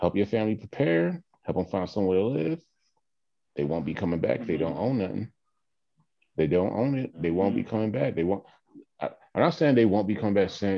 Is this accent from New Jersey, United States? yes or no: yes; Atlantic City, New Jersey, United States; I am from Atlantic City